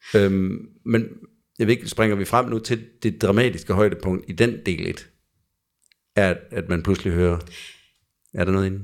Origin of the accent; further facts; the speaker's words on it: Jutland, Denmark; jeg kommer fra Jylland